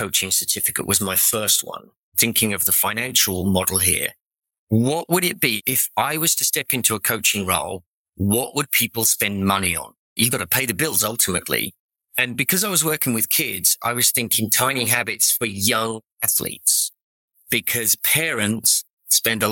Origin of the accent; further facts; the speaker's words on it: England, United Kingdom; accent: English; moved away as an adult; now in Orange County, United States; I'm English accent.